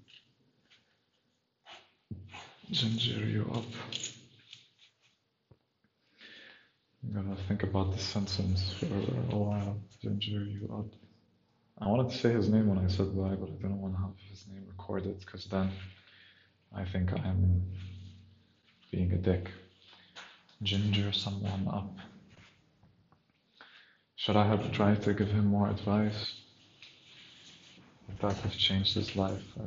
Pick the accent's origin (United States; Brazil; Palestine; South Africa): Palestine; English is a second language; now in Berlin, Germany; I'm Palestinian originally